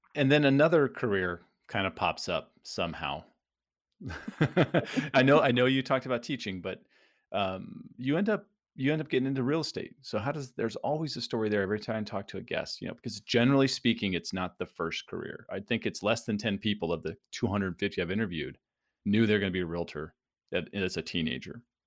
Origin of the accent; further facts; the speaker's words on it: San Diego, California, United States; also born or lived in Phoenix, United States; now in Tampa, United States; I grew up in San Diego, lived in Phoenix, and and now we're in the Tampa St. Pete area